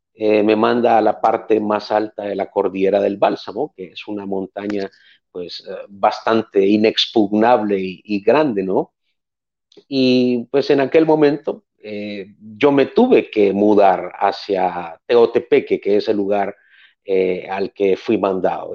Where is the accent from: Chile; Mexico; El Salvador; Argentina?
El Salvador; nací en El Salvador, eh, nací en el 80, en aquel momento pues estábamos en medio de una guerra civil. Eh, a través de los años pues me crié en una familia de cinco personas